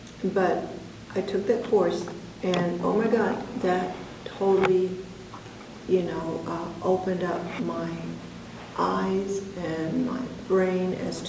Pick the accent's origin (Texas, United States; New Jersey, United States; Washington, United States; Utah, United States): Texas, United States; Plainview; born there; I was born in Plainview, Texas. That's in the Panhandle, sort of halfway between Amarillo and Lubbock.